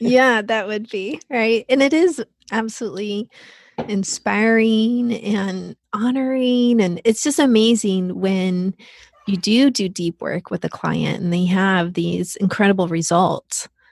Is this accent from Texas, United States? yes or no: yes; Texas, United States; that is my home state. That's where I grew up